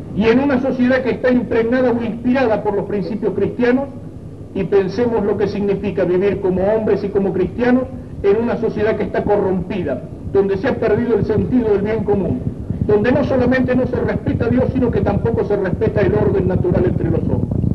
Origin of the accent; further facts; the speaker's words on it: Argentina; Soy argentino antes de ser obrero